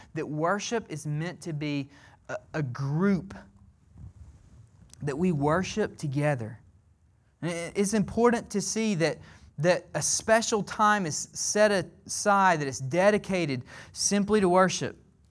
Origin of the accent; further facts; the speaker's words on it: Alabama, United States; I'm from the South. I'm from Alabama, okay?